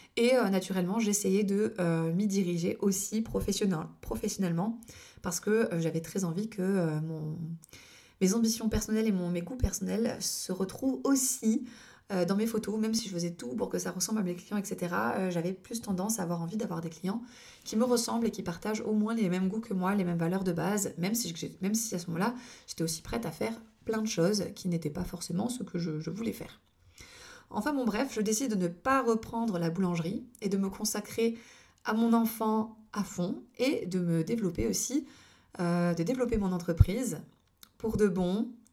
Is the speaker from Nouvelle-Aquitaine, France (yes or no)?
no; Lorgues, Provence-Alpes-Côte d'Azur, France; also born or lived in Toulon area; dans mon village natal qui est l'Orgue